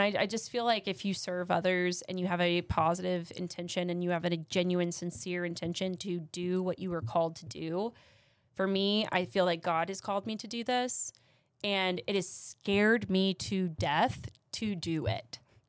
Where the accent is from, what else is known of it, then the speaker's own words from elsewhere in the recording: Austin, Texas, United States; now in Midland, United States; I love Midland more than my own hometown. I consider Austin my hometown because that's where my adolescence was.